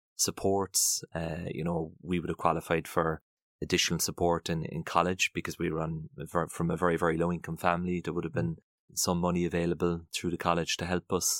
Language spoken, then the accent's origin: English; Passage West, Munster, Ireland; very, very happy memories of, of childhood growing up in Passage's West